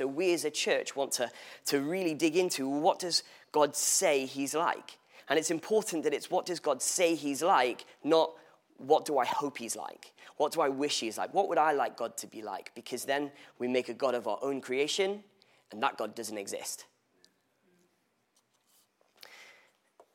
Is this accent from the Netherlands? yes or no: no; England, United Kingdom; I was born in England, which would make me English. Oh my days. For the record, I refer to myself as Welsh, to Welsh parents